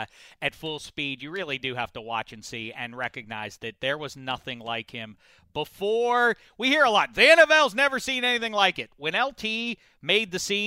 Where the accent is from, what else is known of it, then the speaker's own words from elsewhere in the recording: Pittsburgh, Pennsylvania, United States; I grew up in Pittsburgh